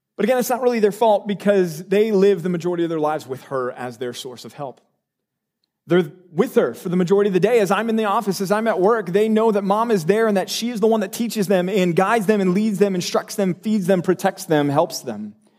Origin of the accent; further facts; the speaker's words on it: Texas, United States; moved away; I'm from Texas